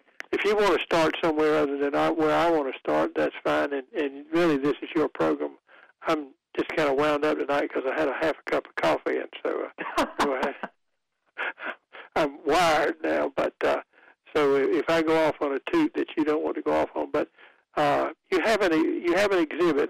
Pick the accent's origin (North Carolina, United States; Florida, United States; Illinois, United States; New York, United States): North Carolina, United States; Goldsboro; my hometown of Colesboro